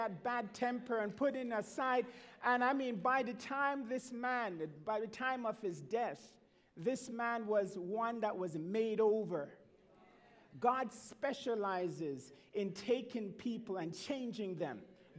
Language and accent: English; Montreal, Quebec, Canada; when I was a young man growing up in Montreal, the north end of Montreal, attending the Norwood Seventh-day Adventist Church.